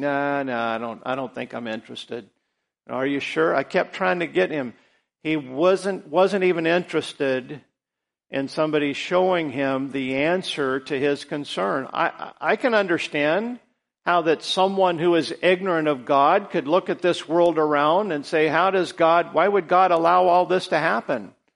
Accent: United States; all of us as American citizens

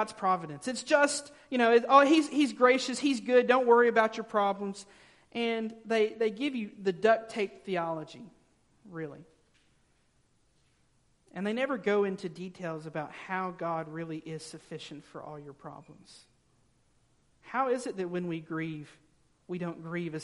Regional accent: the South, United States; growing up in the South

